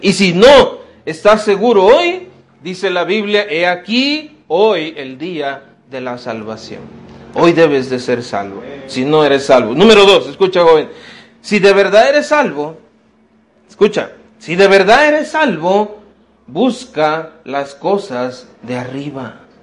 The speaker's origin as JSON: {"language": "Spanish", "country": "Mexico", "said": "todos somos mexicanos, qué bueno, ¿verdad? Mira, somos ciudadanos mexicanos"}